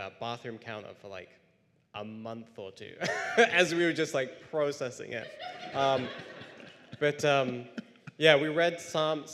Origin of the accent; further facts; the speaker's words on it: near Cambridge, East of England, United Kingdom; moved away; I grew up about near Cambridge in England